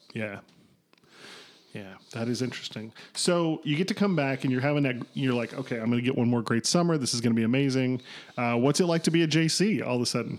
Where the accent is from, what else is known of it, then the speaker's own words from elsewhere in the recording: Kentucky, United States; now in Chicago, United States; I'm from Kentucky